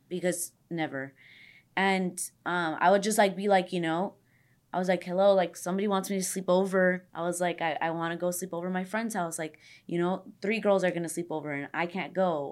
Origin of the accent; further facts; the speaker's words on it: Los Angeles, California, United States; I'm from the valley too. I'm from San Fernando Valley. I grew up everywhere. I was always, like, moving to different areas of the valley